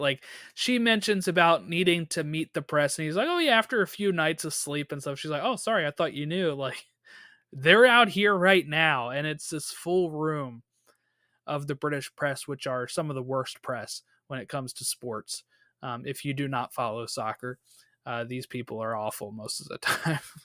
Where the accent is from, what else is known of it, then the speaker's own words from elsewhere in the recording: United States; we're American